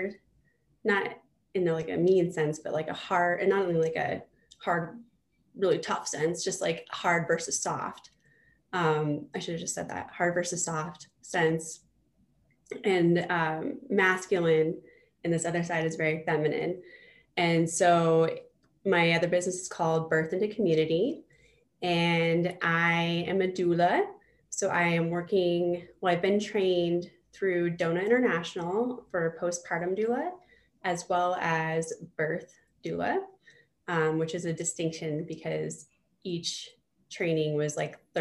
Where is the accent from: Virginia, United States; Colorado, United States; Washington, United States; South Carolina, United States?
Colorado, United States; Fort Collins; also born or lived in Greeley, Colorado / New York; So I am originally from Northern Colorado. I was born in Greeley and raised in Fort Collins.